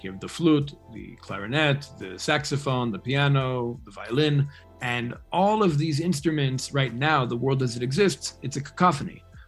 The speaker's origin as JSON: {"language": "English", "town": "New York City", "region": "New York", "country": "United States", "tie": "born or raised there", "said": "I grew up in New York City and not so much in the Jewish community. I grew up with like everybody, you know, in New York."}